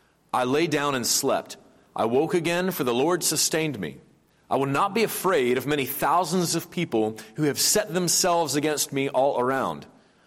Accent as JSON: {"language": "English", "region": "Tennessee", "country": "United States", "moved": "yes", "said": "I'm from Tennessee"}